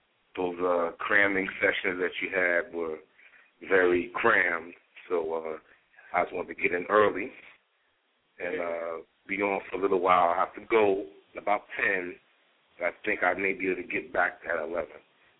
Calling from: New York City, New York, United States; calling out of New York City.

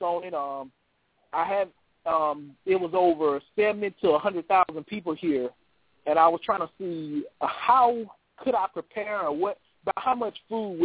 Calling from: Birmingham, Alabama, United States; I'm calling from Birmingham, Alabama

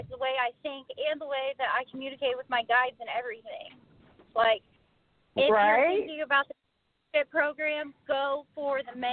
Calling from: Galesburg, Illinois, United States; I'm calling from Galesburg, Illinois.

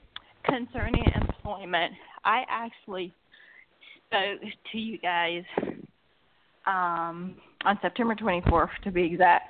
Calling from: Georgia, United States

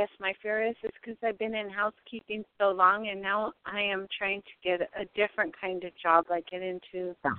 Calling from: Arizona, United States; I'm calling from Arizona.

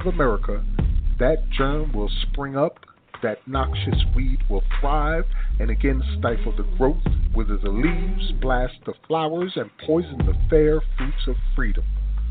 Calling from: South Carolina, United States; I am calling from South Carolina.

